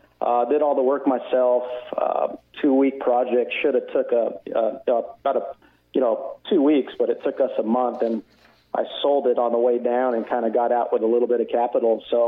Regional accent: Southern California, United States; I was born and raised in Southern California, so I was the typical, middle-class family.

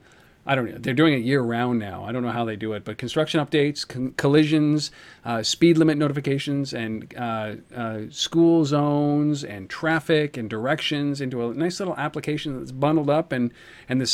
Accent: Ottawa, Ontario, Canada; the city of Ottawa, which is my hometown, Ottawa, Ontario, Canada

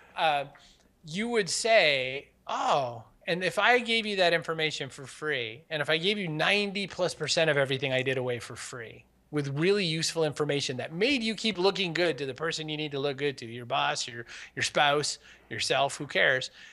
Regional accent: Maine, United States; I was raised in Maine

